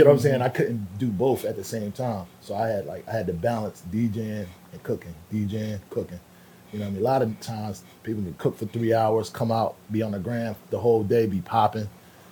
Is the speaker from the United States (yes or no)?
yes; Philadelphia, Pennsylvania, United States; I come from Philadelphia. I was playing basketball in every part of the city because my father was trying to get me tough.